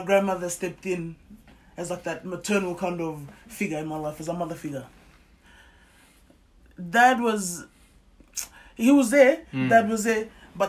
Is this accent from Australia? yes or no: yes; Sydney, New South Wales, Australia; I was born in Australia. Yeah. I was born in Liverpool Hospital.